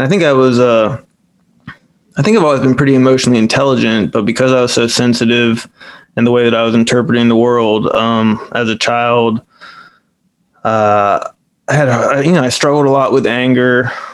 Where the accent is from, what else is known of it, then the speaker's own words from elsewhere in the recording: Manassas, Virginia, United States; I've lived here in Northern Virginia, Manassas, Virginia, pretty much all of my life, except for a year when I moved away and came back.